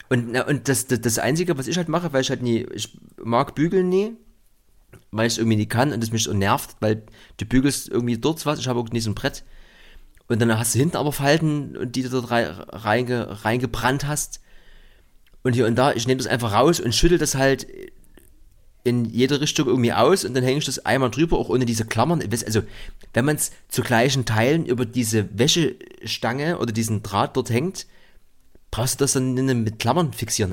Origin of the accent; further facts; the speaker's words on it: East Germany, Germany; bei uns im Osten